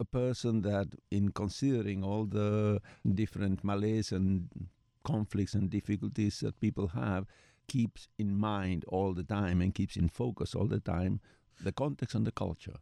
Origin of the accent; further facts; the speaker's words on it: Buenos Aires, Argentina; moved away as an adult; now in United States; I was born in Buenos Aires, Argentina, where I did all my training and as a psychiatrist and as a psychoanalyst and as a family therapist in part